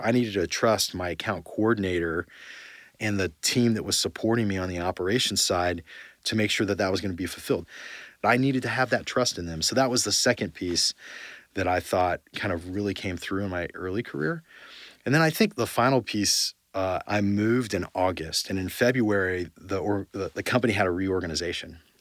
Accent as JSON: {"language": "English", "town": "Yorba Linda", "region": "California", "country": "United States", "tie": "born or raised there", "also_born_or_lived": "San Diego", "said": "I grew up in Orange County in a place called Yorba Linda."}